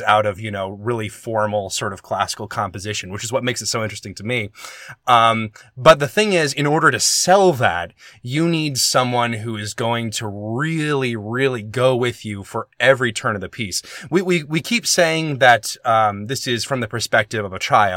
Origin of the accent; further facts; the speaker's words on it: the South, United States; moved away; I'm from the South, too